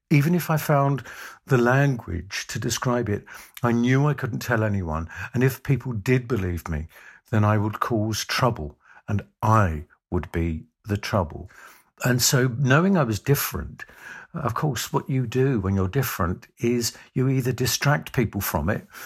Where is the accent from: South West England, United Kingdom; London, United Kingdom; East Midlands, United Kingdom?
London, United Kingdom; Growing up in the East End of London uh, in the 1950s into the 1960s, I was born in 1950.